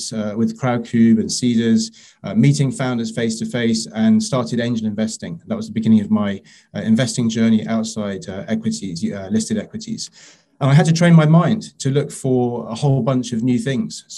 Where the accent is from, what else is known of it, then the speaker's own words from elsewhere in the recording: London, United Kingdom; moved away as an adult; also born or lived in Paris; I'm a Londoner, I'm born and bred